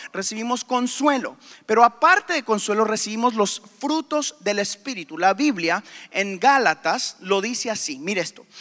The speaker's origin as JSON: {"language": "Spanish", "country": "Guatemala", "tie": "born or raised there", "also_born_or_lived": "Houston, Texas, United States", "moved": "yes", "said": "a los tres años me llevaron a Guatemala, donde aprendí español"}